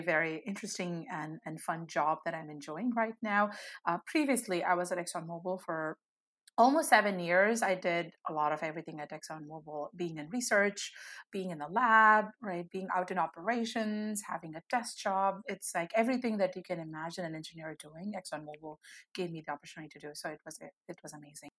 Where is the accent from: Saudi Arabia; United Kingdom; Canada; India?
India; moved away as an adult; now in United States; I grew up in India and moved to the US, you know, almost a decade ago